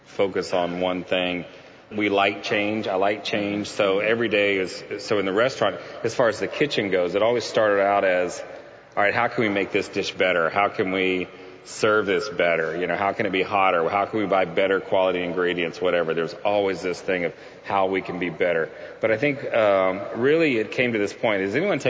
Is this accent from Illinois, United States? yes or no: no; Houston, Texas, United States; I grew up in Houston